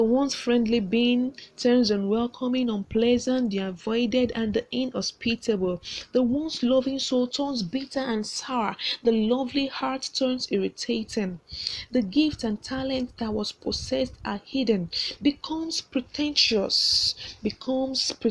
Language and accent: English; Nigeria; I'm a contestant from Nigeria